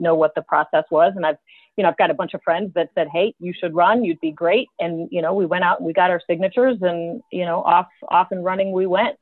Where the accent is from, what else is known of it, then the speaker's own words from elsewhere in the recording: Lake Forest, United States; I'm from Lake Forest. You know, from Lake Forest.